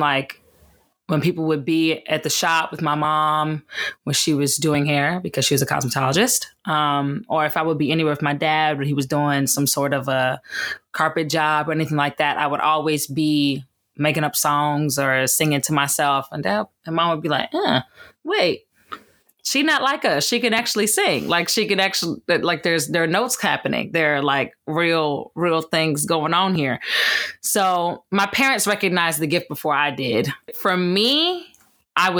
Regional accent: Gaithersburg, Maryland, United States; I hail from Gaithersburg, Maryland

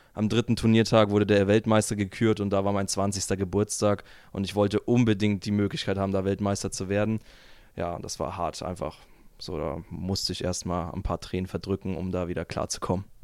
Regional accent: Germany; ich als Deutscher

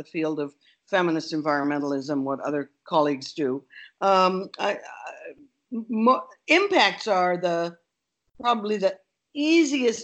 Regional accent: Canada; moved away as an adult; now in United States; I'm Canadian

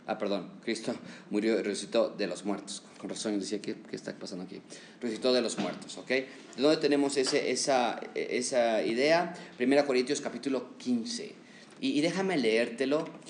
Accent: Mexico; como mexicanos somos muy cordiales

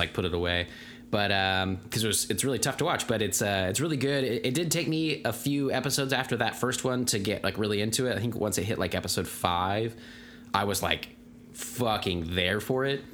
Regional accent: Tulsa, Oklahoma, United States; being from Tulsa

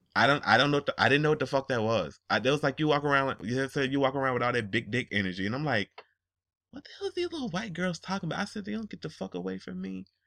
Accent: Atlanta, Georgia, United States; And I live in Georgia. I'm li, I'm from Atlanta

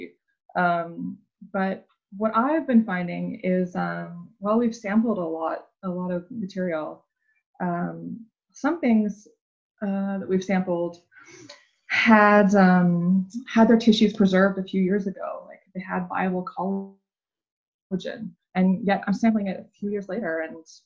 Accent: Vancouver Island, British Columbia, Canada; I grew up on Vancouver Island

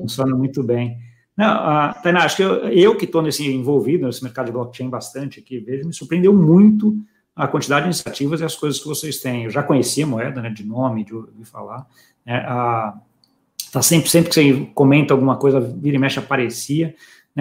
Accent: Brazil; eu, como brasileiro

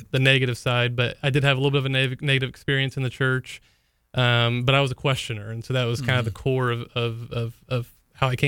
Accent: St. Augustine, Florida, United States; also born or lived in Jacksonville, Florida; I grew up in St. Augustine, Florida, where I was born and raised

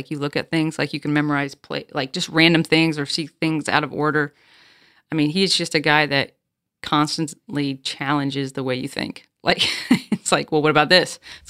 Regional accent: South Dakota, United States; Like if you took me from even growing up in South Dakota, I went to a private school.

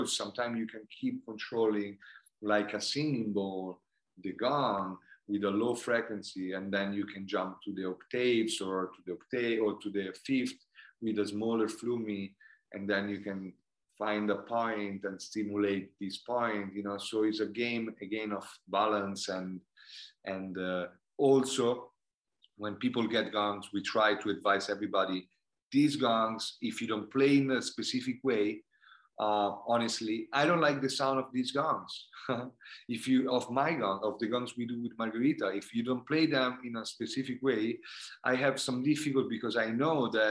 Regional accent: India; English is a second language; I personally, I grew up in going in India, and I saw how the karma work and how the energy of the universe canalized sometime.

